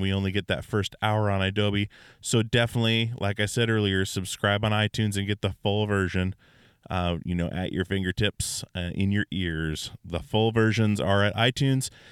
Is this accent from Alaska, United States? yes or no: yes; Alaska, United States; born or raised there